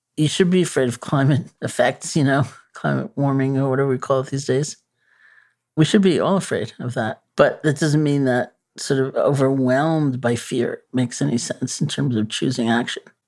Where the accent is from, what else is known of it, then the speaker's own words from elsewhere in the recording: New York, United States; I'm a New Yorker, you know, born and bred.